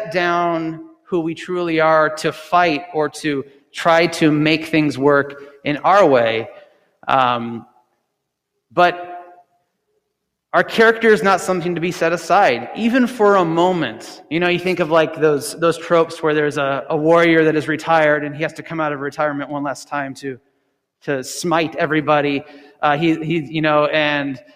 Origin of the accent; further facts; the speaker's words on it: United States; as American Christians